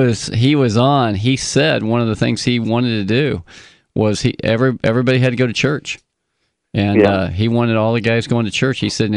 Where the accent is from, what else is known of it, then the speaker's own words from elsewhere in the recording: the South, United States; I grew up in the South